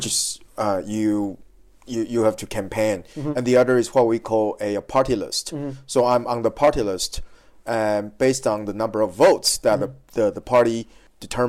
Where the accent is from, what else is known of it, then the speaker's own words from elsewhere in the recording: Taiwan; moved away as an adult; also born or lived in San Francisco; I was born in Taiwan. I was born and raised in Taiwan.